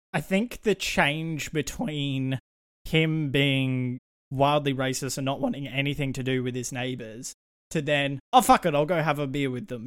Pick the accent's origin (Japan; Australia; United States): Australia; we are Australian